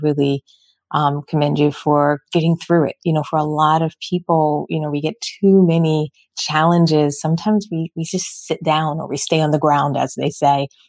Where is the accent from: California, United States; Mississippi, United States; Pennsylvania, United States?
Pennsylvania, United States; Philadelphia; moved away; also born or lived in Michigan; I'm originally from Philly